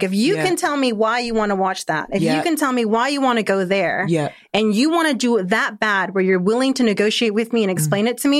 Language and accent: English; United States; also born or lived in Argentina; because of my upbringing and I was raised in America